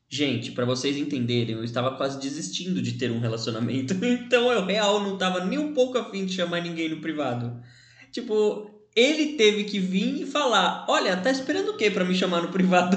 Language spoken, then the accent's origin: Portuguese; São Bernardo do Campo, São Paulo, Brazil; tenho 26 anos, sou de São Bernardo